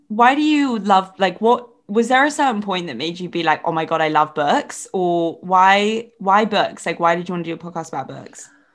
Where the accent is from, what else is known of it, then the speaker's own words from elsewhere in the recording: England, United Kingdom; accent: English; also born or lived in Ireland; we both have such English accents